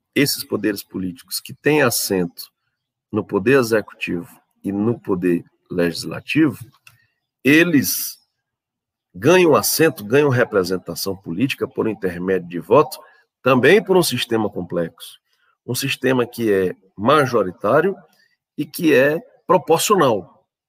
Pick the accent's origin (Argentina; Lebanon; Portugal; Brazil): Brazil; nós, brasileiros